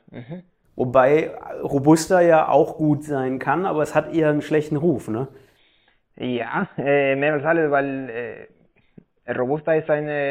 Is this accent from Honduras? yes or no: yes; Santa Bárbara, Honduras; now in Ludwigsburg, Germany; Ich komme aus äh, Honduras, also West von Honduras, in der Region, das heißt Santa Barbara.